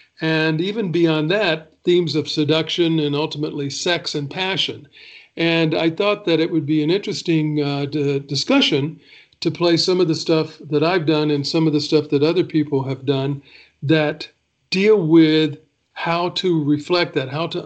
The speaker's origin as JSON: {"language": "English", "town": "Chattanooga", "region": "Tennessee", "country": "United States", "tie": "born or raised there", "also_born_or_lived": "Nashville, Tennessee", "moved": "as an adult", "lives_now": "Los Angeles, United States", "said": "I'm from Chattanooga, Tennessee. I was born and raised there."}